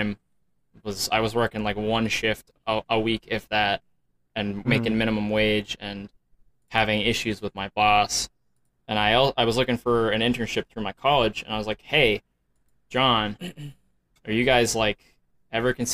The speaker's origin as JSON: {"language": "English", "region": "Ontario", "country": "Canada", "said": "I'm from Ontario, Canada"}